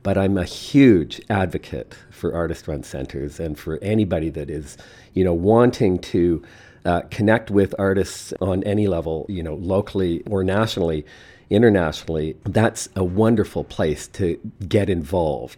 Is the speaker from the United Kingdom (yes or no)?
no; Eastern Canada, Canada; also born or lived in Montreal; now in Saskatoon, Canada; I'm really from the east